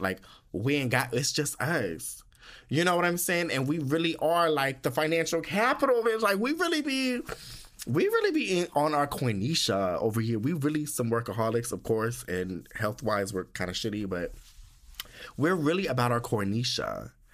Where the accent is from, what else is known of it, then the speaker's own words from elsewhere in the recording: United States; moved away; being from the United States.